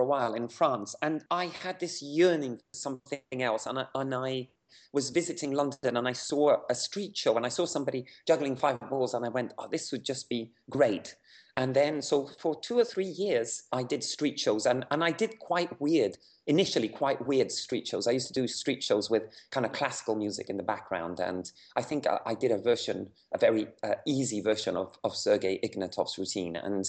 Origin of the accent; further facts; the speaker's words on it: Havana, Cuba; Yeah, I wasn't born, but I grew up in Havana. Yeah, my parents were communists in the late 60s, and in their quest to find an alternative life, they moved to Havana. So I grew up there